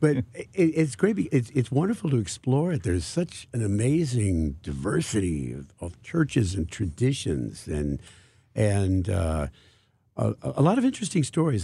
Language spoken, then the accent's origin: English; Kirkwood, Missouri, United States; now in Webster Groves, United States; I grew up in Kirkwood.